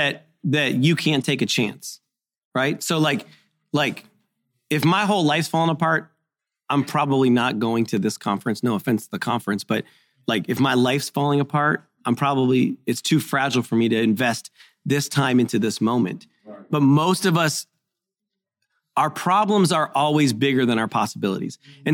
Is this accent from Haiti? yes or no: yes; Haiti; I'm a missionary kid. I grew up in Haiti.